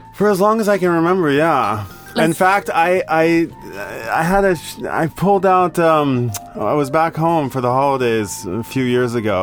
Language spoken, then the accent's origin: English; Tulsa, Oklahoma, United States; moved away as an adult; also born or lived in Boulder, Colorado; now in Tokyo, Japan; from Oklahoma. I'm from Tulsa